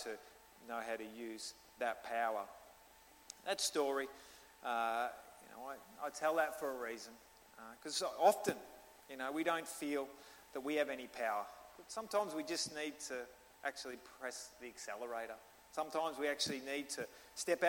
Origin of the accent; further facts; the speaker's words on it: Australia; accent: Australian; I'm Australian, and he just thinks my accent's awesome